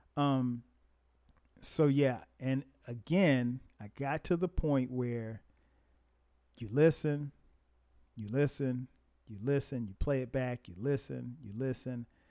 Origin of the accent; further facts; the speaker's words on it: Florence, South Carolina, United States; growing up in Florence, South Carolina, and very small place